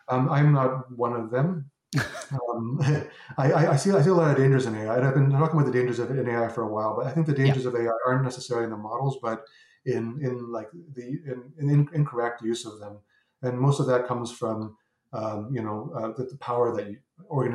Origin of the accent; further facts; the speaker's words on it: Canada; I'm Canadian